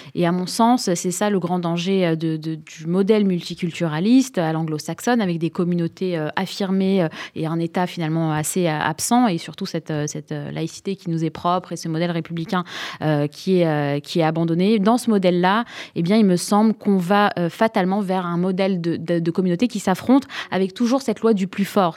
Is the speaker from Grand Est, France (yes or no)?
no; Sarcelles, Île-de-France, France; moved away; sarcelloise de naissance